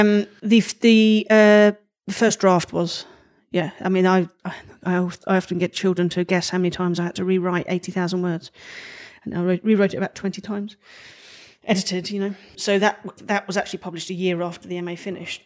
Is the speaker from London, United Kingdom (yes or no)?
yes; London, United Kingdom; accent: Cockney